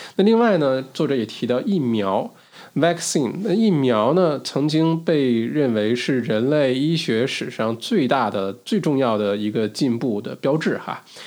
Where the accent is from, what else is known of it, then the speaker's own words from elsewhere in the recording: China; moved away; 小的时候在中国国内长大